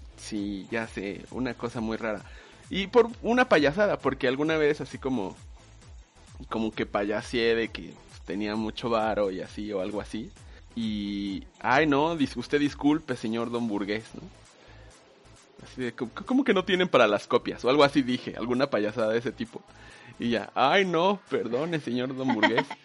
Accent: Mexico; nos hace ser mexicanos

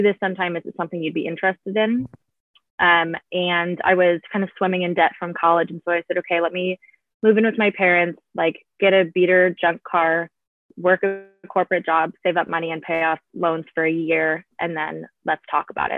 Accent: Portland, Oregon, United States; moved away as an adult; also born or lived in Seattle; I grew up around the Portland, Oregon area

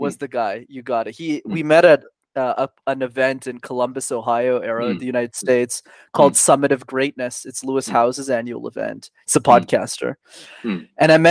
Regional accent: Canada; we were born and raised in Canada.

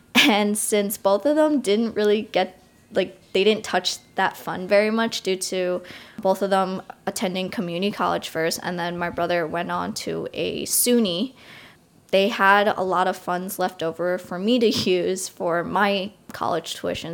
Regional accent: Long Island, New York, United States; I grew up not so far from New York City, around forty minutes away on Long Island

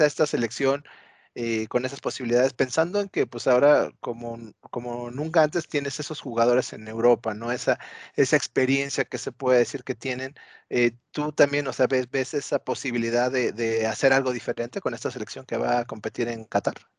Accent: Mexico; como buenos mexicanos

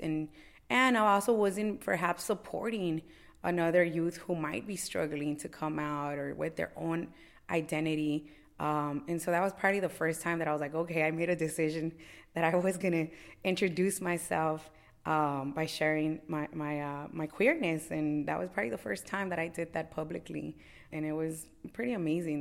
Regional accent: Los Angeles, California, United States; born and raised in Los Angeles. I have, uh, real deep ties to Boyle Heights

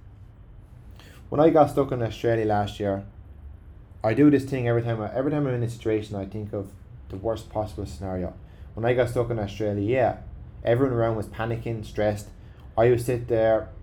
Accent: Ireland; As Irish people

